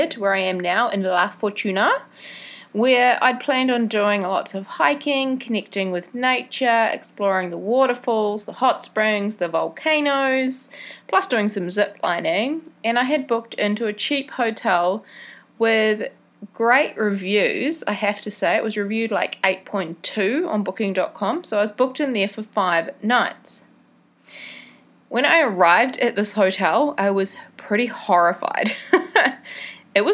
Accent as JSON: {"language": "English", "town": "Mount Maunganui", "region": "Bay of Plenty", "country": "New Zealand", "tie": "born or raised there", "moved": "yes", "said": "My hometown, Mount Maunganui, is a beautiful beach town back in New Zealand"}